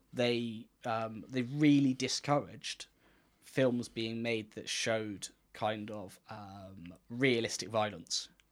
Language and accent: English; Gloucester, South West England, United Kingdom; where we're from